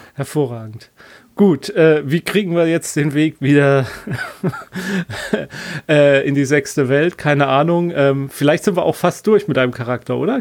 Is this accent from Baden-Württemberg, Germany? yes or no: yes; Black Forest, Baden-Württemberg, Germany; moved away; Schwarzwald ist immer gut, das ist ja meine alte Heimat